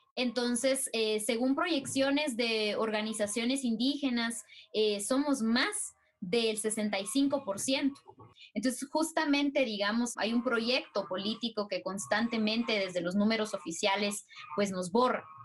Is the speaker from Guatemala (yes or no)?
yes; Totonicapán, Guatemala; Totonicapán, que es mi pueblo en donde vivo y en donde me encuentro